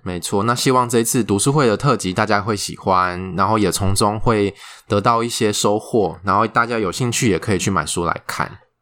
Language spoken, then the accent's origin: Chinese; Taiwan; 我们台湾人奴性很重